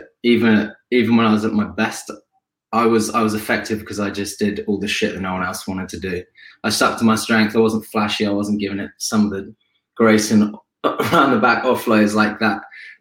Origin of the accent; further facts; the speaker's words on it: Ampthill, East of England, United Kingdom; born and raised in Amptall, a town that I still live in now today. It's a small town in Bedfordshire